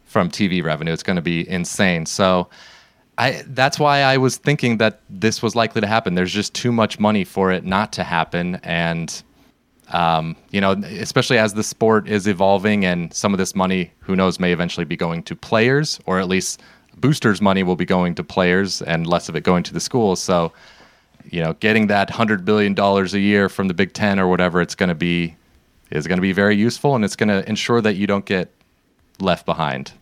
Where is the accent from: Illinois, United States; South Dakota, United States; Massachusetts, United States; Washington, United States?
Washington, United States; Seattle; now in California, United States; we're from the West Coast. We live in California. We grew up in Seattle.